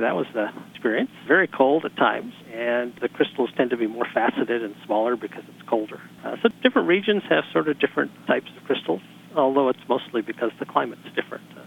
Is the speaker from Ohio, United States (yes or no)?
no; Pasadena, California, United States; I'm from Pasadena